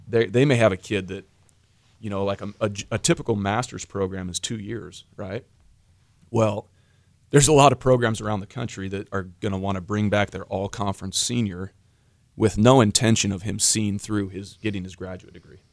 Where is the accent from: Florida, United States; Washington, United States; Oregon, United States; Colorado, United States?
Washington, United States; moved away; I grew up in Washington